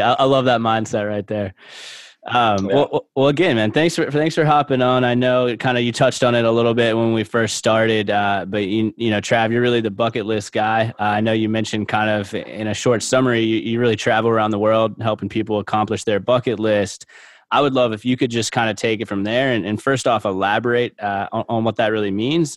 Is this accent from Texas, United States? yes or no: no; Charleston, South Carolina, United States; moved away; I'm originally from Charleston, South Carolina